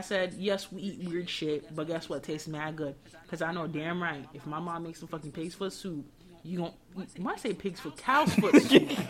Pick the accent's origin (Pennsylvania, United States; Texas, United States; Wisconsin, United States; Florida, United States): Florida, United States; Miami; I grew up in Miami.